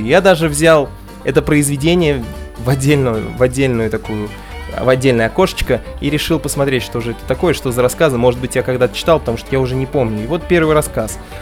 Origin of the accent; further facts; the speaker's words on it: Saratov, Saratov Oblast, Russia; я родился в Саратове